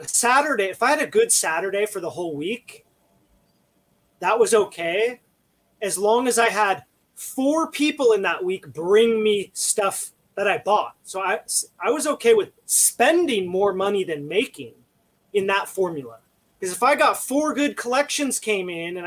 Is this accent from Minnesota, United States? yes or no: yes; Minnesota, United States; now in California, United States; I'm originally from Minnesota